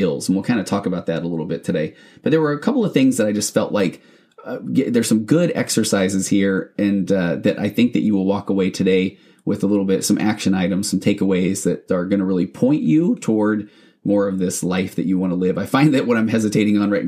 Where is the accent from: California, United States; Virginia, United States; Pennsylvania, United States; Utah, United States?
Utah, United States; moved away as an adult; I grew up in Utah, but I haven't been back there or I haven't lived there in 20-something years